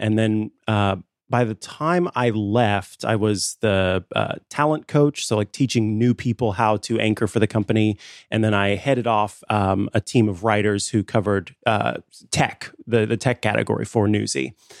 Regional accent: Missouri, United States; I am at my heart a Midwesterner. I'm from Missouri. I love the snow.

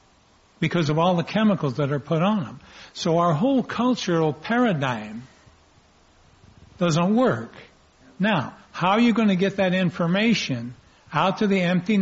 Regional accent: Fresno, California, United States; also born or lived in Orange County, California; now in San Francisco, United States; I'm born and raised in Fresno, Central Valley, and I've spent half my life in Orange County, and now I'm living in San Francisco

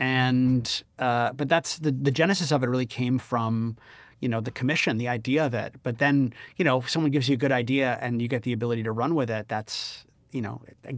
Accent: Rochester, New York, United States; I was doing a production of The Other Josh Cohen at the Jiva Theater in my hometown of Rochester, New York.

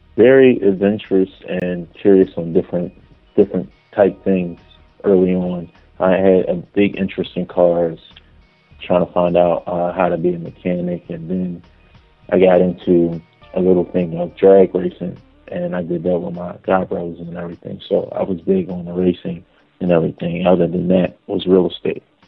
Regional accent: Philadelphia, Pennsylvania, United States; Philadelphia, born and raised

